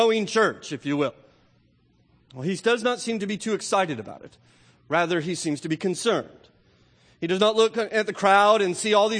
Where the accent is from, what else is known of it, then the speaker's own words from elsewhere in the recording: United States; we in particular as affluent American Christians